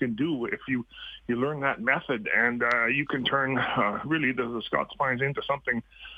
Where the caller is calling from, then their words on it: Red Deer, Alberta, Canada; Hey, I'm from the Red Deer area